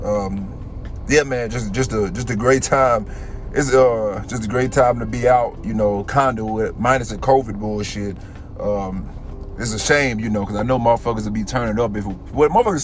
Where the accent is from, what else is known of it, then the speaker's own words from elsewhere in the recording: United States; now in Miami, United States; I'm Black American. I'm a Black American man